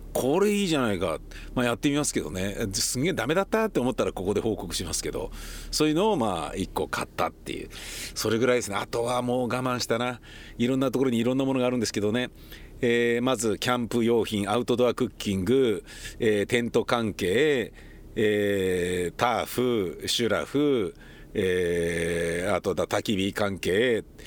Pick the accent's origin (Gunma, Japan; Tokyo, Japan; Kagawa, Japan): Tokyo, Japan; also born or lived in Kichijoji / Setagaya-Daita / Meidaimae; now in Oizumi-gakuen, Nerima, Tokyo, Japan; 僕はちなみにあのえー、高円寺で生まれ育ち18歳になったら